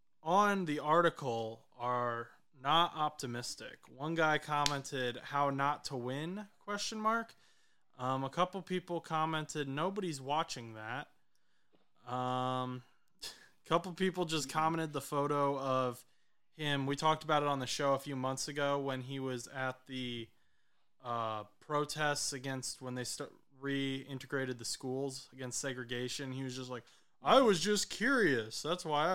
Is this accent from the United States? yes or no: yes; Fort Wayne, Indiana, United States; born or raised there